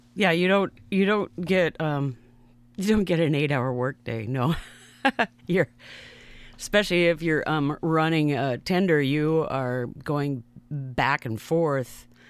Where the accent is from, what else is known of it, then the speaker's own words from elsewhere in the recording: Seattle, Washington, United States; I grew up in Seattle, Washington, in a neighborhood